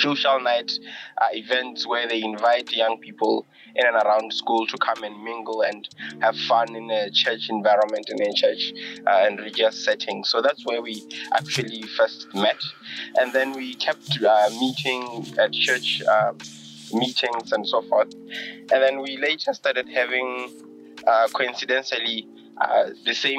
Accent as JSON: {"language": "English", "town": "Francistown", "region": "North-East District", "country": "Botswana", "tie": "born or raised there", "also_born_or_lived": "Ramokwabana", "said": "I was born here in Bots, in Francistown actually"}